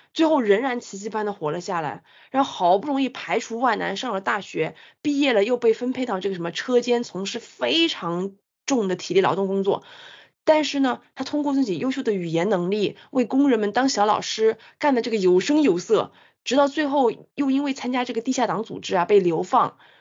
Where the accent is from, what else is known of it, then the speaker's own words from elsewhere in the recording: China; 我们中国人作为北亚战场的惨烈伤亡，